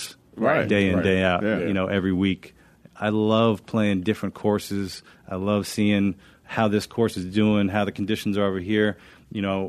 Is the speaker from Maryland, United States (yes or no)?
yes; Montgomery County, Maryland, United States; I grew up in Montgomery County.